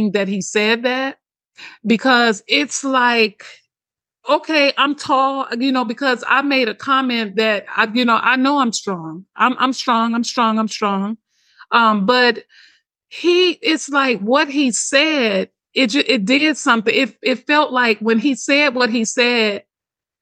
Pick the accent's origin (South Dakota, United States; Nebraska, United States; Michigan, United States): Michigan, United States; Detroit; I'm from Detroit. I'm from the hood.